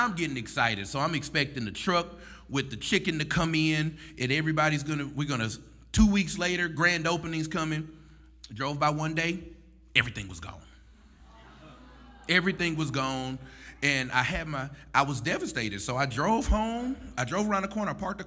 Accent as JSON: {"language": "English", "town": "Shreveport", "region": "Louisiana", "country": "United States", "tie": "born or raised there", "also_born_or_lived": "Baton Rouge", "said": "I'm a native West Shreveport, Pines Road. I grew up in Western Hills"}